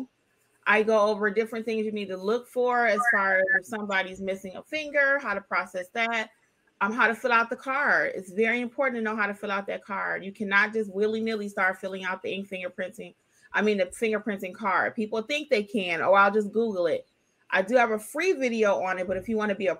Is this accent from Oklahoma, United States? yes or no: no; Detroit, Michigan, United States; moved away; I'm originally from Detroit.